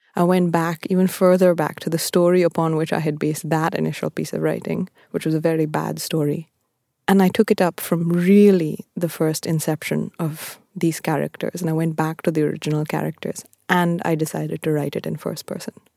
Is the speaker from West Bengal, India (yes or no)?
no; Bangalore, Karnataka, India; moved away as an adult; also born or lived in Appleton, Wisconsin, United States; I was born in Bangalore and I grew up there